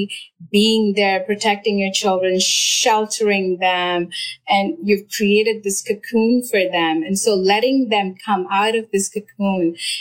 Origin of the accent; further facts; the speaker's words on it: India; moved away; I grew up in India